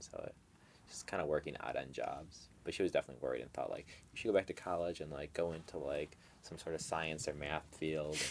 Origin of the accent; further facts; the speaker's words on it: Chicago, Illinois, United States; I was born in Chicago